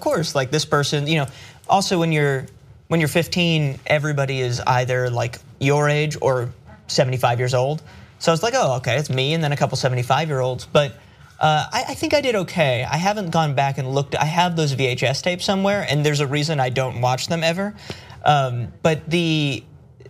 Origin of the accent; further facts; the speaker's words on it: New York City, New York, United States; I grew up in New York, on the Upper West Side of Manhattan.